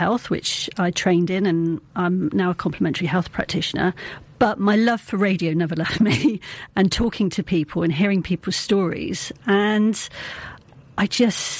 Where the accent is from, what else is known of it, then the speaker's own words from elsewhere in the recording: Taunton, South West England, United Kingdom; I'm from Taunton